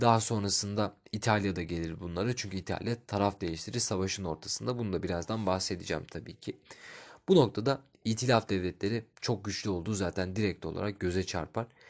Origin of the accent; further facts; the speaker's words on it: Turkey; ben Türk'üm